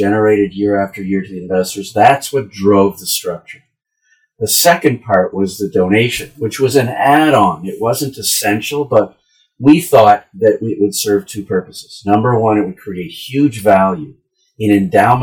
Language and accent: English; the Maritimes, Canada; moved away; I grew up in the Maritimes